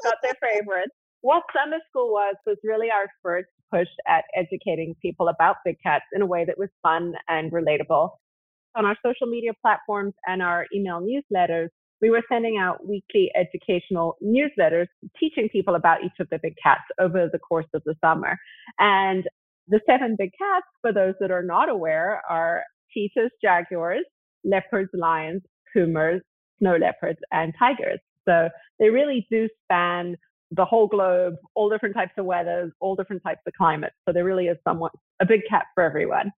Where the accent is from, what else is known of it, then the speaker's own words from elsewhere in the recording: South Africa; also born or lived in Zimbabwe; I actually was born in Zimbabwe and grew up in South Africa